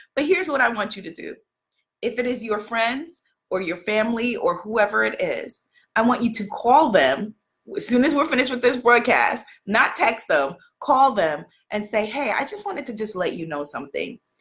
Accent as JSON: {"language": "English", "town": "New York City", "region": "New York", "country": "United States", "said": "I'm from New York City"}